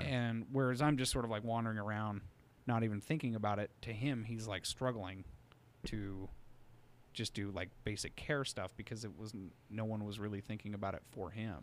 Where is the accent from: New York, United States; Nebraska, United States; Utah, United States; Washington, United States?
Utah, United States; I was raised in Utah